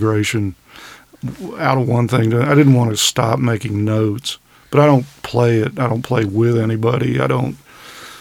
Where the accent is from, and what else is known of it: Sandy Springs, Georgia, United States; born or raised there; moved away as an adult; also born or lived in Boston; now in Forsyth County, United States